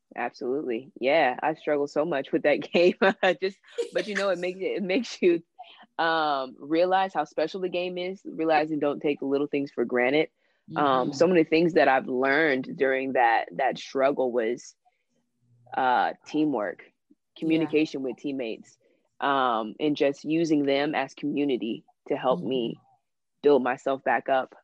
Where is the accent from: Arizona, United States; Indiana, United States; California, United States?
California, United States; Bakersfield; born and raised in Bakersfield, California.